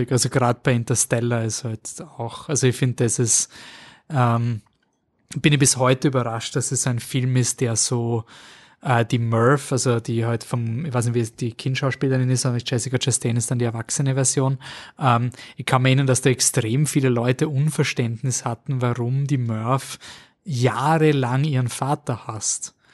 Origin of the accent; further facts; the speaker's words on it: San Francisco, California, United States; born there; ich bin in San Francisco geboren worden mit meiner Mama